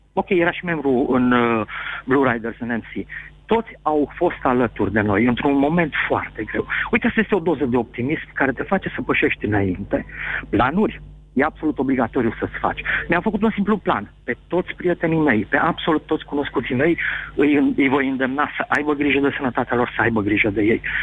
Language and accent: Romanian; Timișoara, Timiș County, Romania